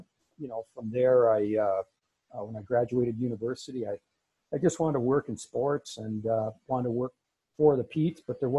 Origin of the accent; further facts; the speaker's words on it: Lindsay, Ontario, Canada; I grew up in Lindsay, which is a small town about a half an hour outside of Peterborough. Back then, it was, I think, with population about 12,000. It might be about 14 now.